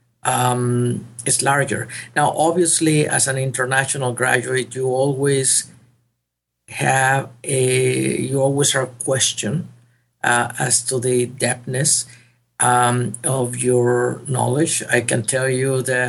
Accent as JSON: {"language": "English", "town": "Monterrey", "region": "Nuevo León", "country": "Mexico", "tie": "born or raised there", "moved": "as an adult", "lives_now": "San Antonio, United States", "said": "I did my medical school in my hometown. I was born in Monterrey, Mexico"}